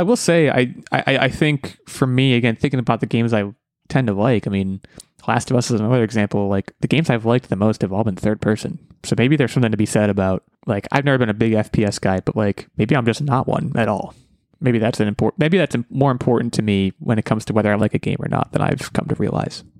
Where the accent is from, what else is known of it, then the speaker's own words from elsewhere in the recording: United States; I'm American